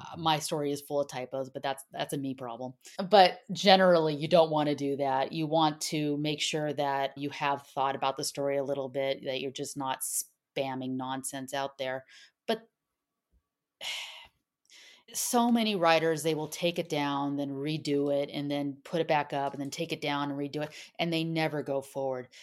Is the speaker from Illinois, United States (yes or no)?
no; Southern California, United States; accent: SoCal; my SoCal accent